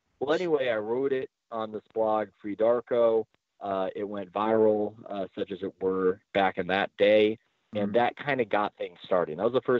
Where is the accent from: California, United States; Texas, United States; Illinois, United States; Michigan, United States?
California, United States; San Diego; To my great shame, I do not, even though I'm from San Diego. I don't really speak a word of it.